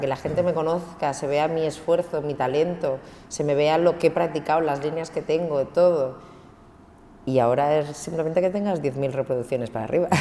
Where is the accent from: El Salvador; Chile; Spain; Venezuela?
Spain; Cambrils, Catalonia; also born or lived in Barcelona; que soy de Barcelona, mm. que vengo de Cambrils